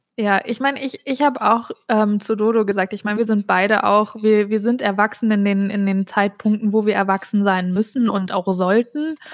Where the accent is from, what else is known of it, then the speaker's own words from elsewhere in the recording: North Hesse, Germany; ich komme übrigens aus Nordhessen, bin da aufgewachsen